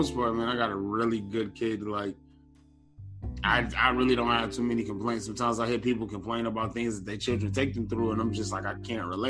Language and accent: English; Detroit, Michigan, United States; now in Northern Virginia, United States; I'm from Detroit. I'm from Detroit, Michigan. Born and raised West Side, Joy Road